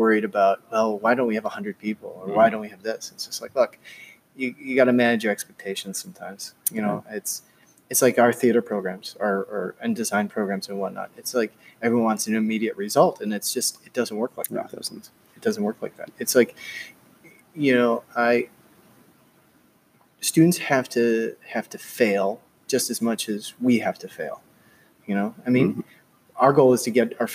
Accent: United States; moved away as an adult; as an American trained in America

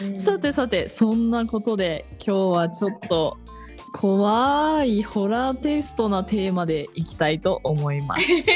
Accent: Otaru, Hokkaido, Japan; 私北海道の小樽出身なんですが

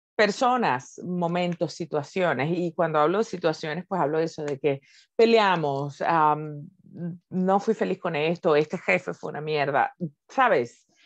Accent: Venezuela; moved away as an adult; now in Spain; soy venezolana viviendo en Venezuela

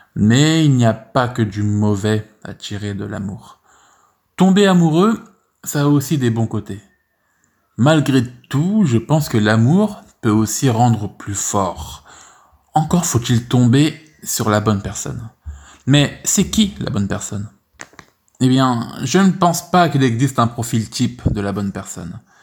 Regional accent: France; je te raconte ma vie en France en tant que français

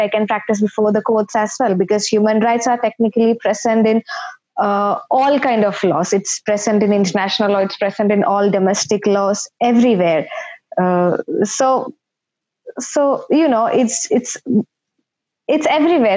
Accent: India; moved away as an adult; now in United Kingdom; I am an undergrad from India. So I am basically a lawyer recognized uh, in the Indian jurisdiction

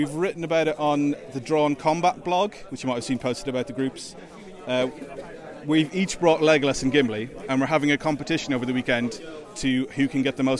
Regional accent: Ireland; now in Stockport, United Kingdom; Yeah, I'm Irish originally, but I live in Stockport.

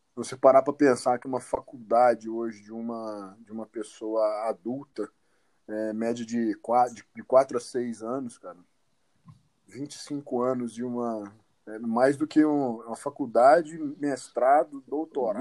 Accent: São Sebastião do Paraíso, Minas Gerais, Brazil; now in Uberaba, Brazil; eu sou de São Sebastião do Paraíso, né? Hoje eu moro em, em Uberaba, mas uhum. eu venho do interior de Minas Gerais.

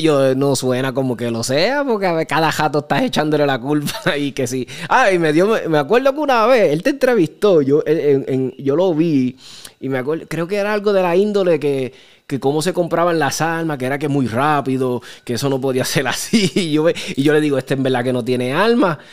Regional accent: Chicago, Illinois, United States; moved away; also born or lived in California; yo me crié en Chicago

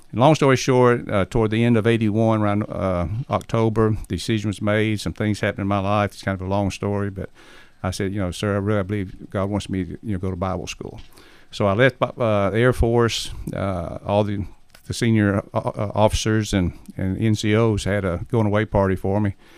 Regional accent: Alabama, United States; I'm from Alabama

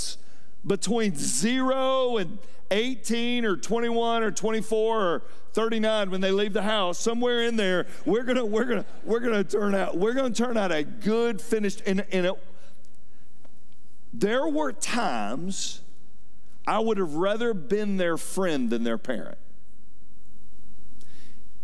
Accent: Fayetteville, United States; I grew up in Fayetteville

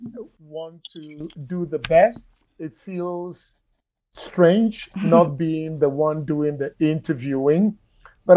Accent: Ghana; moved away; Ghana, my home country

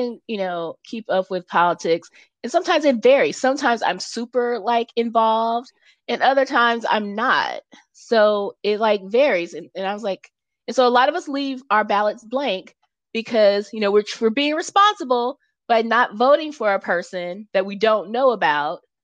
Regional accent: California, United States; as a Californian

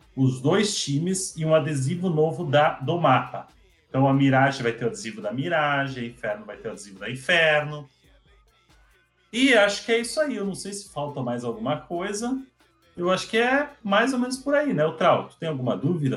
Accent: Brazil; para nós que somos brasileiros

